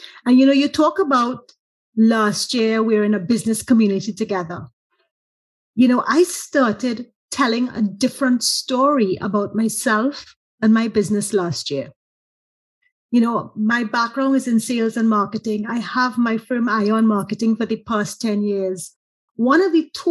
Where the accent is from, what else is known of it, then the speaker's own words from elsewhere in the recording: Trinidad & Tobago; as a Trinidadian